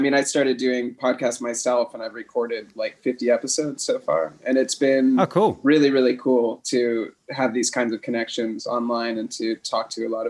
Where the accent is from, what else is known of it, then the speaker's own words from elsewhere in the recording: San Francisco Bay Area, California, United States; moved away as an adult; now in Ubud, Indonesia; I grew up in California, yep. In San Francisco Bay Area.